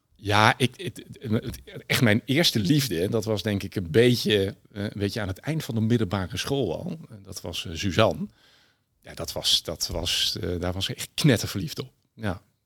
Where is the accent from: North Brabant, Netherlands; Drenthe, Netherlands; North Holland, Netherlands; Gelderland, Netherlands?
Gelderland, Netherlands; Berg en Dal; ik ben opgegroeid in een eh, prachtig bosrijke omgeving in het dorpje Bergendal bij, eh, bij Nijmegen.